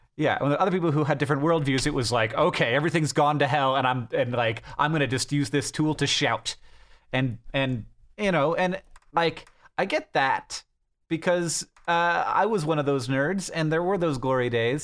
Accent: United States

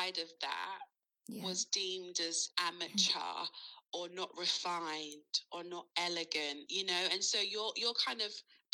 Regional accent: London, United Kingdom; growing up in London, it is very diverse.

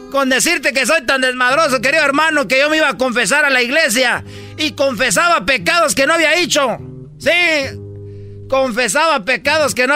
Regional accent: Zacatecas, Mexico; Voy a bajar a la tierra, queridos hermanos, porque soy de Zacatecas, el más rorro de todos los rorros.

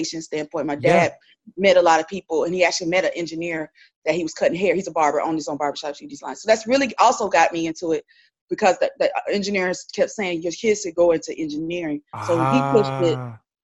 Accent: Winston-Salem, North Carolina, United States; I'm from Winston-Salem, native up there

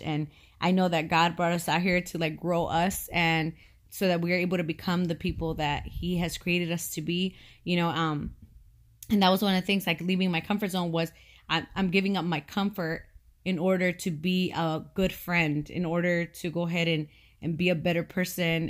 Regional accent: California, United States; moved away as an adult; I was born and raised in California. I had never known living anywhere else.

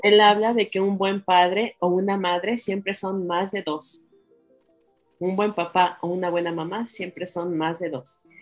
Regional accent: Mexico; somos bien mexicanos

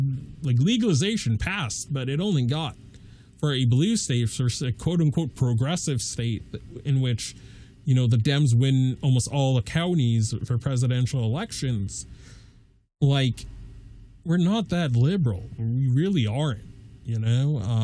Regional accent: Massachusetts, United States; Massachusetts, a solidly blue state where I live

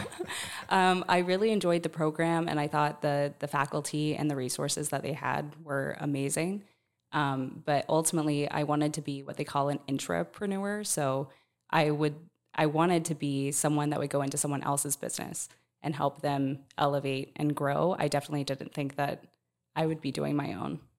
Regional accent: Plant City, Florida, United States; I'm from Plant City

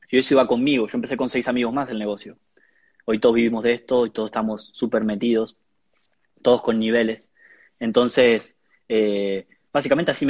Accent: La Plata, Buenos Aires Province, Argentina; Como te contaba, yo soy de La Plata, era de, La Plata Capital.

